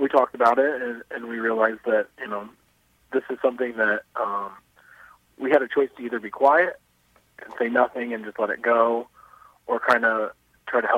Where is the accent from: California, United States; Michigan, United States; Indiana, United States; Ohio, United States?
Indiana, United States; Avon; I grew up in Avon. I since moved away. I live in Indianapolis, but I still work in Avon